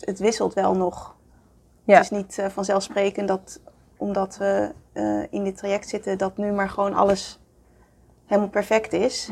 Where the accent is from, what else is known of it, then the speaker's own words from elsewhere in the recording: Amsterdam, North Holland, Netherlands; ik kom uit Amsterdam, daar ben ik geboren